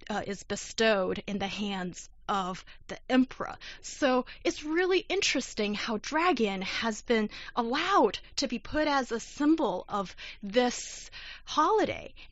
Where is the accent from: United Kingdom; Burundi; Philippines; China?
China; South China; English is a second language; part of China, and I never had zongzi when I was uh, in university. Didn't really enjoy it, as in my hometown in the south, we. Uh, we have the savory